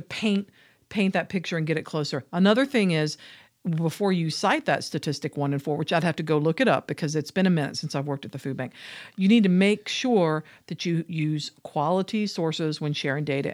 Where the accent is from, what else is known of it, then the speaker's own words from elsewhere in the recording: Georgia, United States; I come from Georgia.